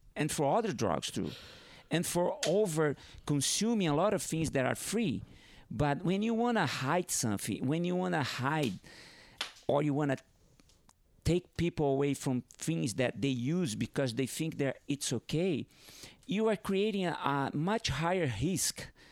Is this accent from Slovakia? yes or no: no; Northeast Brazil, Brazil; first language Portuguese; English is a second language; moved away; also born or lived in Hawaii; I grew up in northeast of Brazil, and, but I had to leave my town, my hometown, and go to southeast of Brazil